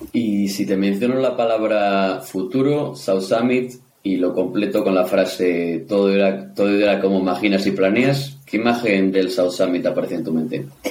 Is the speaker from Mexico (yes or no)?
no; Spain; como español y, pequeño emprendedor